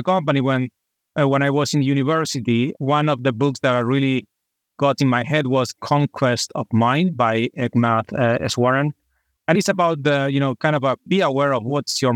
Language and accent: English; Argentina; I am from Argentina, from a small city in the Atlantic coast.